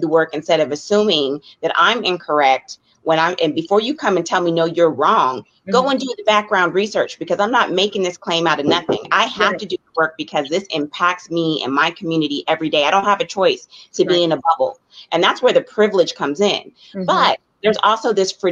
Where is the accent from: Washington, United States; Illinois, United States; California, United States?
California, United States; Colusa County; also born or lived in Oakland, California; I grew up in a predominantly white community in Colusa County. I was born in Oakland, California, but I spent my childhood in that community